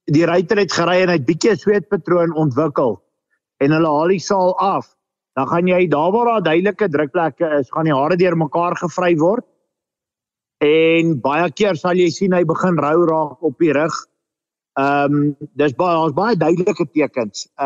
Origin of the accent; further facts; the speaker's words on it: Lowveld, South Africa; Ons het begin in die Laagveld. Ek het groot geword in die Laagveld.